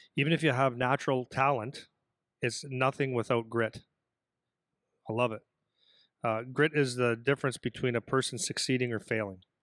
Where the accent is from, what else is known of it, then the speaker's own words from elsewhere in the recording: Canada; I'm a Canadian guy